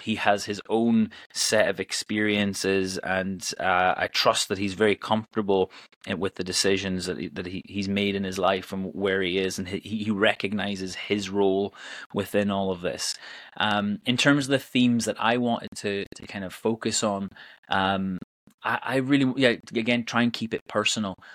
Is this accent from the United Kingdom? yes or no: yes; Northern Ireland, United Kingdom; now in Edinburgh, United Kingdom; I'm originally from Northern Ireland, but I've lived in Scotland uh, since 2005. Uh, I live in Edinburgh